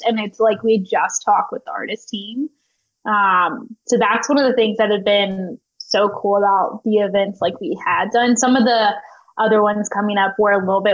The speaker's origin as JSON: {"language": "English", "town": "Nashville", "region": "Tennessee", "country": "United States", "tie": "born or raised there", "said": "growing up in Nashville, being surrounded by music"}